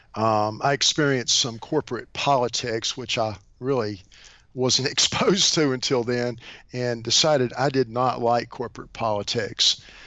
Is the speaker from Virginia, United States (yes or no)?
yes; Bluefield, Virginia, United States; also born or lived in Shenandoah Valley, Virginia; born and raised in a town in um, Southwest Virginia. Bluefield, Virginia.